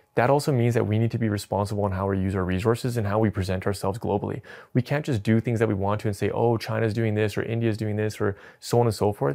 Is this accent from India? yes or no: no; Edmonton, Alberta, Canada; moved away; also born or lived in Calgary; I was raised in Edmonton